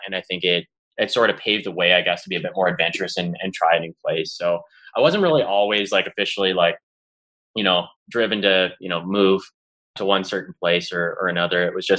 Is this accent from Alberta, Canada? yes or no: yes; Calgary, Alberta, Canada; moved away as an adult; now in Denver, United States; I'm from Calgary, Alberta, born and raised. You know, for the Americans, I guess, listening in, it's just straight north of Montana.